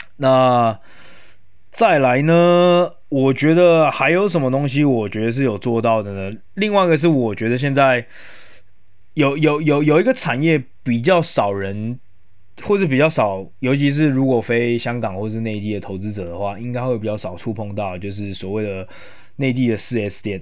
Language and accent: Chinese; Yilan County, Taiwan; 因为我本身是宜兰人